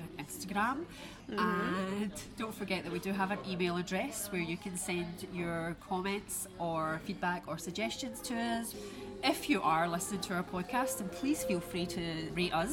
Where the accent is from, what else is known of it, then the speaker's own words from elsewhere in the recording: Scotland, United Kingdom; accent: Scottish; my Scottish accent makes my vowels very heavy